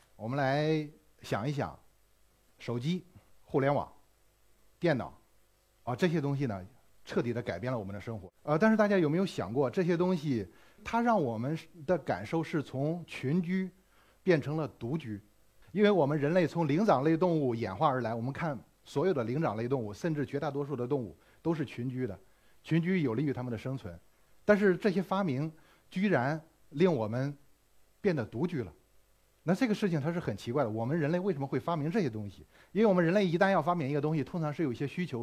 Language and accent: Chinese; China; 我们中国人